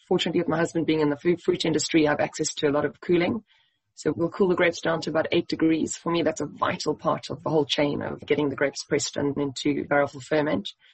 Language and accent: English; Eastern Cape, South Africa; moved away; I grew up in the Eastern Cape